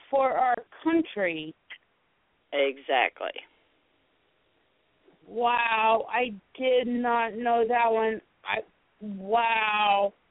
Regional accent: South Carolina, United States; I grew up in South Carolina. I I was not born in South Carolina

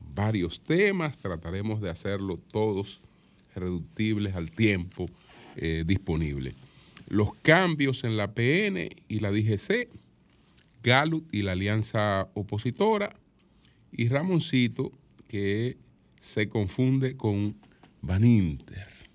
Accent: Dominican Republic

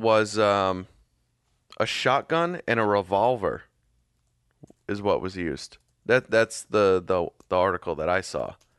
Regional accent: Massachusetts, United States; now in Florida, United States; I grew up in Massachusetts

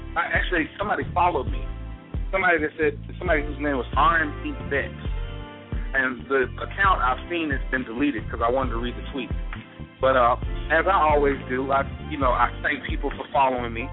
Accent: Mississippi, United States; moved away; also born or lived in Montgomery, Alabama; I'm from Mississippi

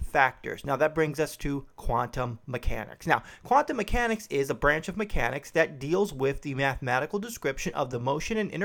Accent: Chicago, Illinois, United States; I grew up in Chicago, not the south side of Chicago, but in the south suburbs

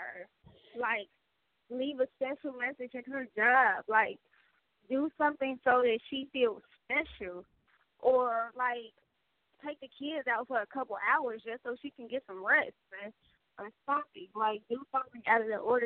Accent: Midwest, United States; I'm from the Midwest

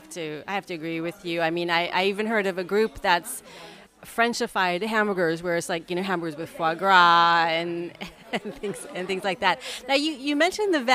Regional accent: United States; now in Paris, France; as an American

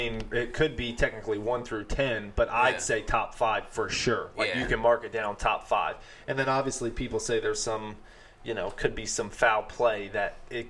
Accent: Philadelphia, Pennsylvania, United States; I'm from Philadelphia

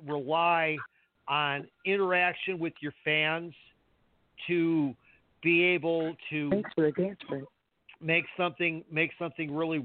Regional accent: Canada; we're from Canada.

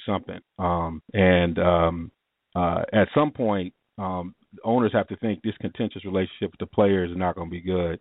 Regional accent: Ann Arbor, Michigan, United States; I grew up in Michigan, Ann Arbor

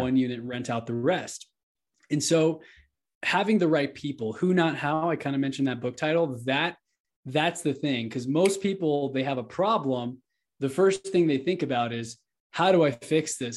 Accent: Houston, Texas, United States; now in Denver, United States; I'm from Houston

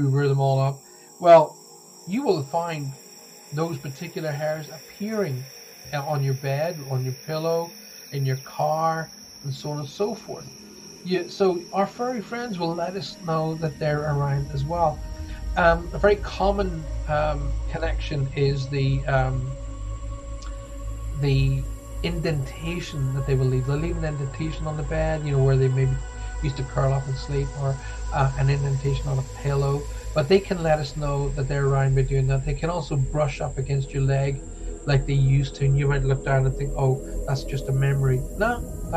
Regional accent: Ireland; now in United Kingdom; I'm Irish. I'm not Scottish

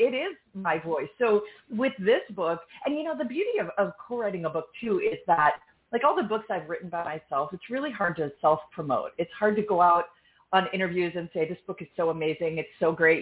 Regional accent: New York City, New York, United States; now in Austin, United States; I'm from New York uh, born, you know, in the city. I lived there again in my 20s. Now I live in Austin

